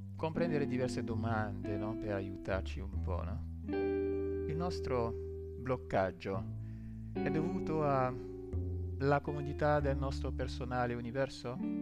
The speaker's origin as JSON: {"language": "Italian", "country": "Côte d’Ivoire", "moved": "yes", "lives_now": "Italy", "said": "io, che vengo dalla Costa d'Avorio"}